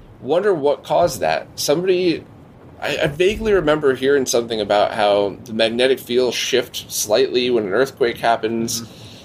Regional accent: Bridgeport, Connecticut, United States; growing up in Bridgeport

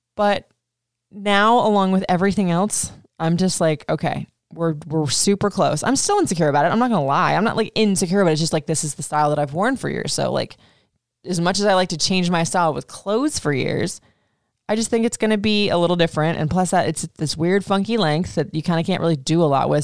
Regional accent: Florida, United States; also born or lived in Tacoma, Washington; I was born in Tacoma, Washington, but I was raised in Florida

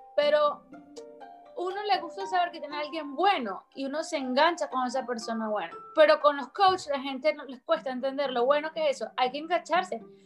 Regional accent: Venezuela

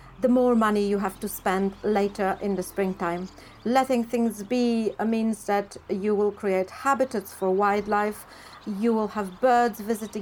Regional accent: Poland; moved away; I grew up in Poland

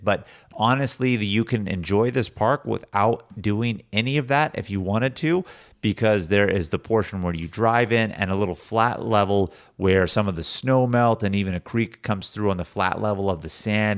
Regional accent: Sacramento, California, United States; we grew up living close to Sacramento

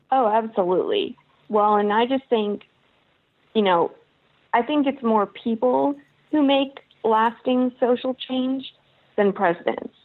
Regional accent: Kentucky, United States; I am from Kentucky

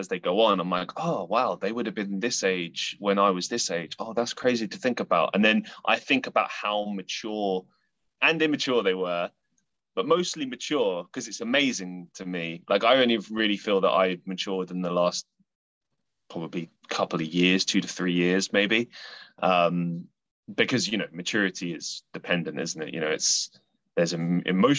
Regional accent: London, United Kingdom; now in Manchester, United Kingdom; So I am from the UK. I grew up in London and I now reside in Manchester in the middle of England

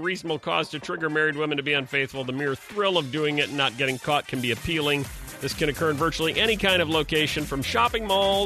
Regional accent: Elburn, Illinois, United States; I grew up in Elburn

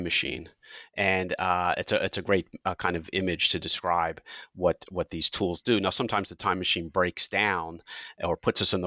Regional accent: United States; as an American

